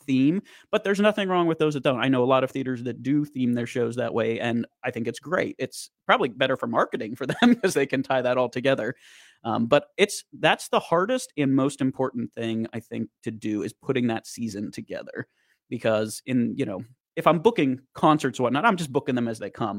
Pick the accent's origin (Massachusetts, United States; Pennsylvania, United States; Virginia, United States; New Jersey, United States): Pennsylvania, United States; Boiling Springs; growing up in Boiling Springs, Carlisle's just the next town over